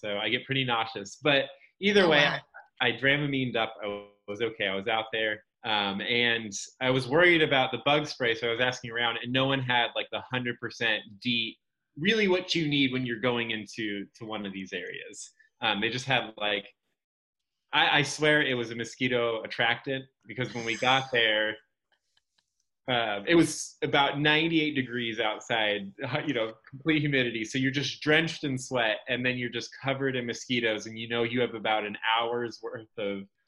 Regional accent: California, United States; moved away; I'm originally from California

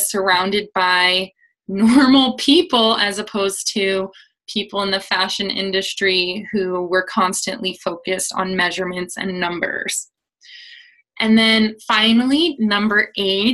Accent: United States; especially as an American

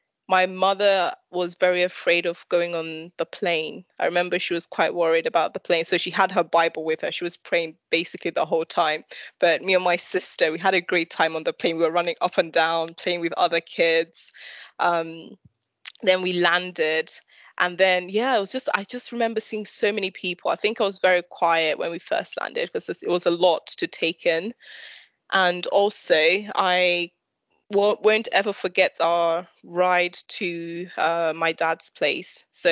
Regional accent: London, United Kingdom; Well, so in my primary school, it was very interesting because in East London, there were

